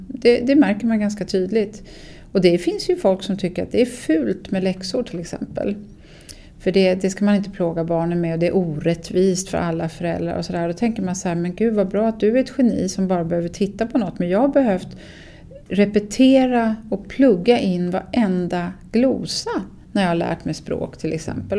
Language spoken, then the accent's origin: Swedish; Sweden; som svensk